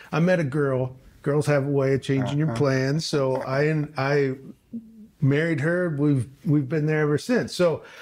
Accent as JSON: {"language": "English", "town": "Peoria", "region": "Illinois", "country": "United States", "tie": "born or raised there", "also_born_or_lived": "Washington State", "moved": "as an adult", "said": "I grew up in Peoria, Illinois, down the road here"}